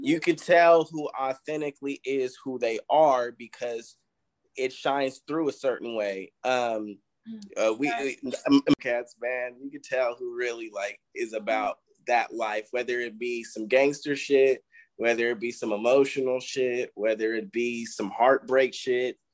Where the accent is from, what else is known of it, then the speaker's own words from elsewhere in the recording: Vallejo, California, United States; moved away; I'm from the Bay